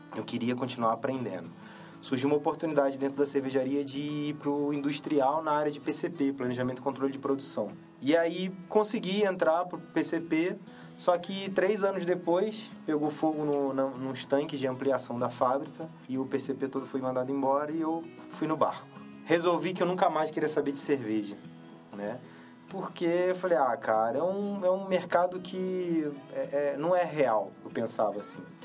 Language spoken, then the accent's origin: Portuguese; Petrópolis, Rio de Janeiro, Brazil; eu sou de, original de Petrópolis, no Rio de Janeiro